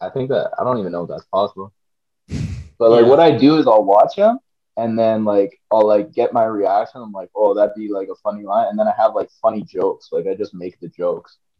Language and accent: English; Canada; I'm from Canada